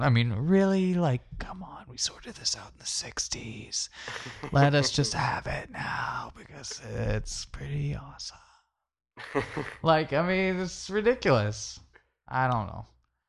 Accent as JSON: {"language": "English", "country": "Canada", "said": "I mean, we're Canadian, so whatever."}